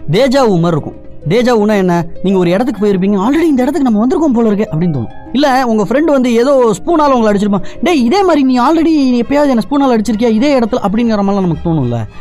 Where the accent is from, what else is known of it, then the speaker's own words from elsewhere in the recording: India; இந்தியாவில பிறந்தேன்